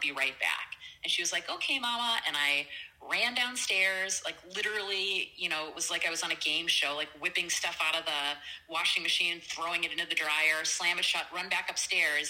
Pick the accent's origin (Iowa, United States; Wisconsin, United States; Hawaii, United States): Wisconsin, United States; also born or lived in California; I was born and raised in Wisconsin